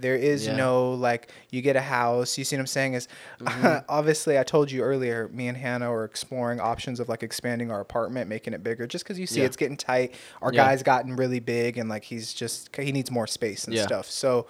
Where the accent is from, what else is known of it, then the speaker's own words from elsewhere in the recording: Torrance, California, United States; Yeah, I moved out because I went from West High School in Torrance. That's where I grew up, is like in the South Bay over there.